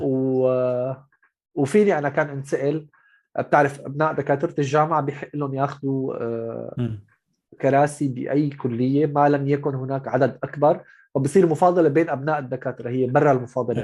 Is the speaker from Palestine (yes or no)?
no; Syria; moved away as an adult; also born or lived in Gulf; انا من سوريا رحت على الخليج